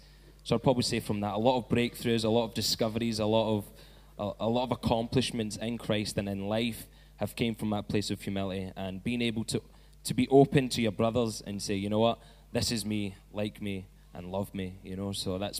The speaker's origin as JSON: {"language": "English", "region": "Scotland", "country": "United Kingdom", "said": "I'm from Scotland."}